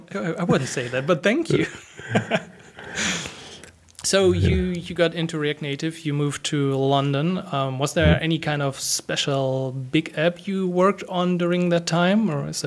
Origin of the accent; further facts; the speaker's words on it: Germany; I'm from Germany